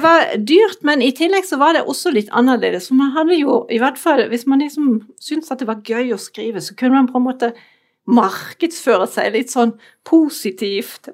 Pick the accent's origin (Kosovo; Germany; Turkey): Germany; Norwegian is a second language; moved away as an adult; now in Norway; er jeg opprinnelig tysk